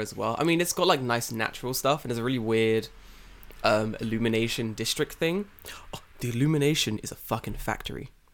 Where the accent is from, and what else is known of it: London, United Kingdom; now in Japan